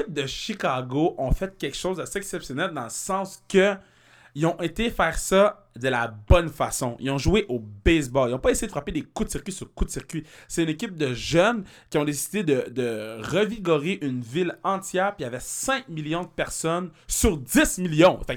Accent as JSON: {"language": "French", "region": "Quebec", "country": "Canada", "said": "On vient du Québec"}